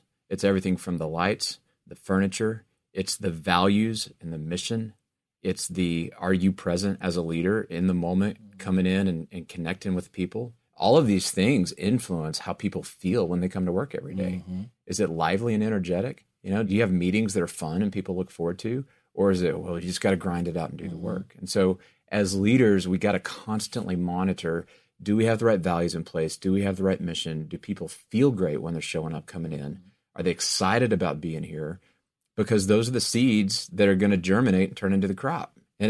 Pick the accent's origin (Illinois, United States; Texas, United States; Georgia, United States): Texas, United States; born or raised there